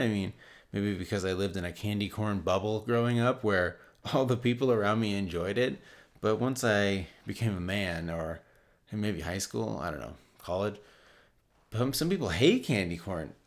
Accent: United States; I'm American

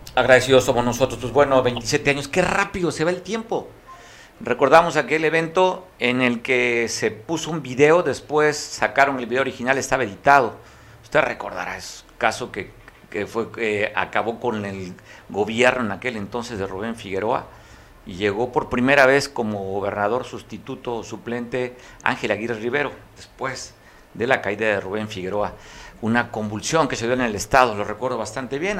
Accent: Guerrero, Mexico; los que somos costeños

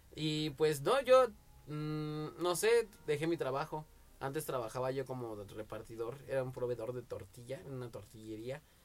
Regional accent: Mexico; como buen mexicano

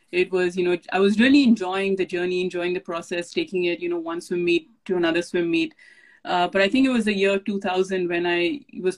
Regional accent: India; moved away as an adult; now in Silicon Valley, United States; When I was growing up in India and swimming for India

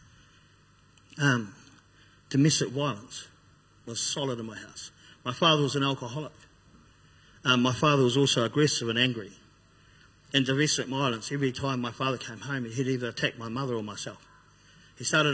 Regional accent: Christchurch, Canterbury, New Zealand; I grew up on Brighton, on the east side of town.

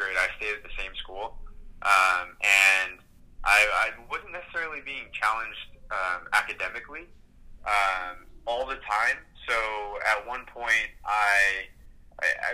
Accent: Southern California, United States; moved away as an adult; also born or lived in New York; now in New York City, United States; I grew up in Southern California and since then have moved to New York

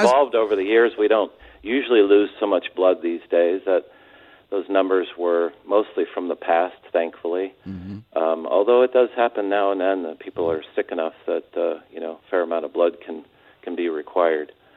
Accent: San Diego, California, United States; also born or lived in Orange County, California; I'm from San Diego, a couple of generations uh, worth

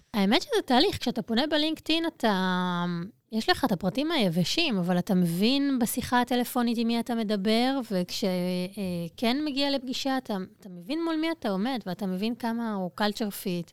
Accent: Ness Ziona, Central District, Israel; נולדתי בנס ציונה, אה, אני שם עד היום.

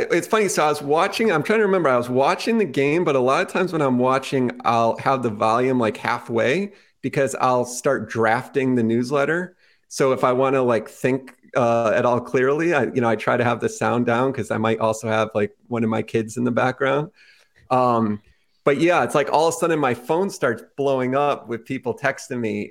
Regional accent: Connecticut, United States; growing up in Connecticut

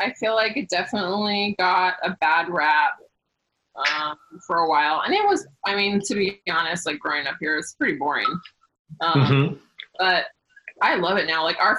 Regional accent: Sacramento, California, United States; I was born and raised in Sacramento. I've lived basically in the same neighborhood my whole life.

